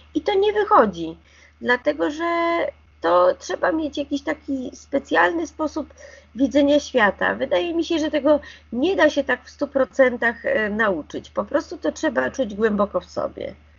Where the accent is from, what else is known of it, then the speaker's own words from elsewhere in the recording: Warsaw, Masovian Voivodeship, Poland; Ja jestem warszawianką i mam wyższe wykształcenie